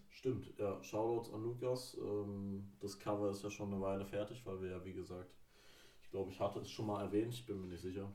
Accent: near Rostock, Mecklenburg-Vorpommern, Germany; moved away; Ich komme aus der Nähe von Rostock

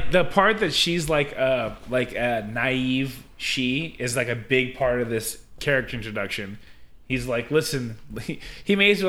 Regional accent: California, United States; I'm from California.

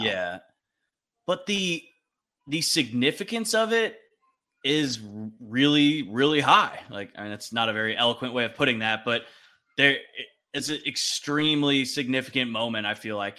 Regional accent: Pasadena, California, United States; now in Austin, United States; I grew up in Pasadena

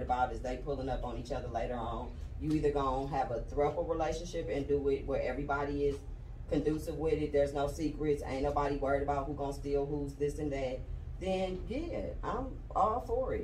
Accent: Oakland, California, United States; moved away as an adult; now in Georgia, United States; I'm from Cali, where it was normal

